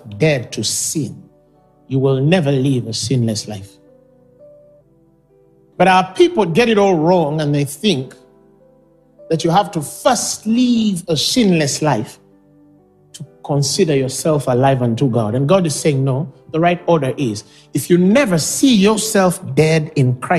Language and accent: English; Uganda; I was born and raised in Uganda. I love my nation